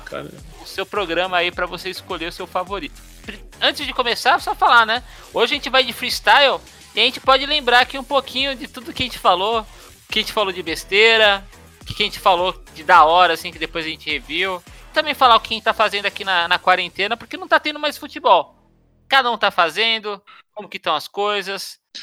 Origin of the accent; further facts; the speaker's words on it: São Paulo, Brazil; moved away as an adult; now in Brasília, Brazil; a gente cresceu em São Paulo. Eu morei até os 25 anos de idade